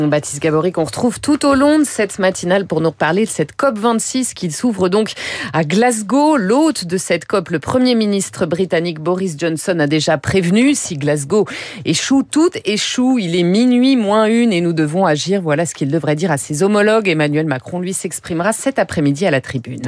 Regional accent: France; Chez nous en France

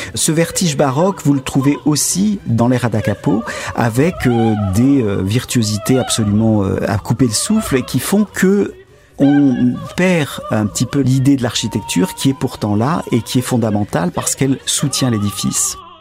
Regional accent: Aix-en-Provence, Provence-Alpes-Côte d'Azur, France; also born or lived in Avignon; je suis provençal d'origine, je suis né à Avignon, j'ai grandi à Aix-en-Provence

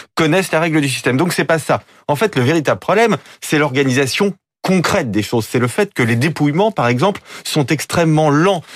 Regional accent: France; en tant que Français

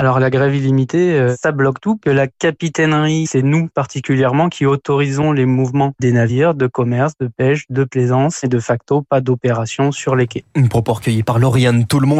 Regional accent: France; Chez nous, en France

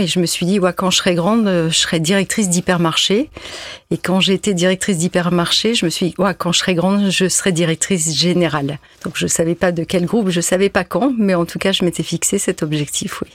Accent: Lille, Hauts-de-France, France; moi qui suis nordiste.

